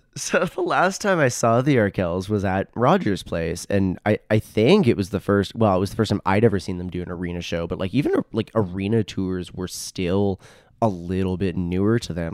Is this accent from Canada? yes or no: yes; Edmonton, Alberta, Canada; moved away as an adult; also born or lived in Toronto; where I grew up in Southwest Edmonton